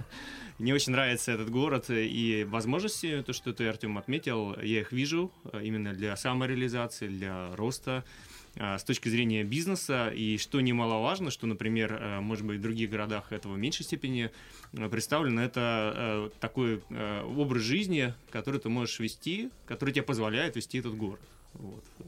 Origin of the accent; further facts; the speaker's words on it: Saint Petersburg, Russia; moved away as an adult; also born or lived in Cyprus / Germany / Czech Republic / Moscow; now in Kazan, Russia; я сам из Санкт-Петербурга.